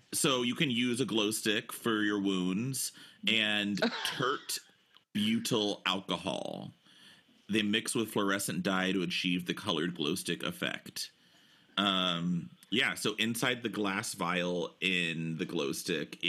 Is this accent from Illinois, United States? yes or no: no; Round Rock, Texas, United States; I missed out on so much of South Austin because I grew up in Round Rock